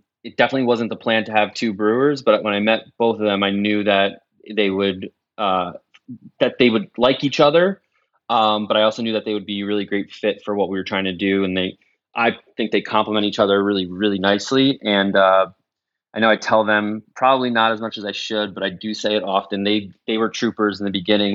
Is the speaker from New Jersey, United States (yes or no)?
yes; New Jersey, United States; moved away as an adult; also born or lived in New York; now in Maryland, United States; I grew up in New Jersey, but lived in New York almost 20 years.